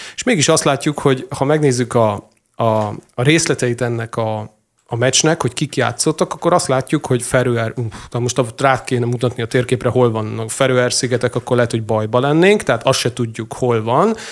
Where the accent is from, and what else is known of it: Hungary